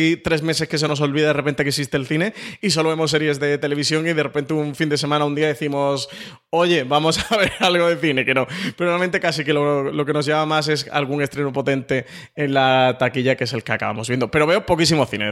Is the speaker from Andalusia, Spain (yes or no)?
yes; Málaga, Andalusia, Spain; moved away